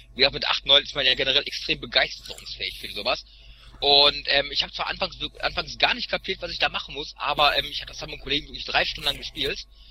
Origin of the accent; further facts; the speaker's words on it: Sauerland, North Rhine-Westphalia, Germany; moved away; ich bin ja in so einem Kuhdorf aufgewachsen im Sauerland